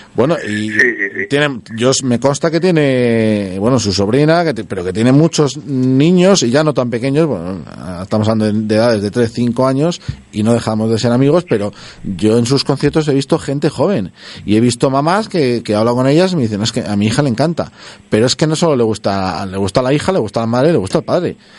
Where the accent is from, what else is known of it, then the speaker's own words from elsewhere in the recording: Castile, Spain; nosotros somos castellanos de pro